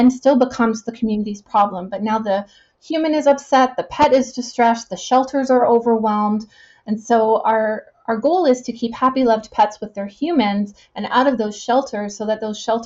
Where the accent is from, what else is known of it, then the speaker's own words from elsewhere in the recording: Winnipeg, Manitoba, Canada; now in Kelowna, Canada; I'm from Winnipeg.